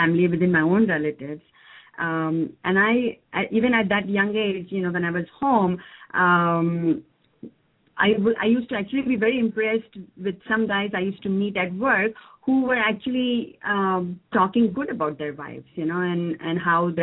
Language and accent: English; India; moved away; I come from India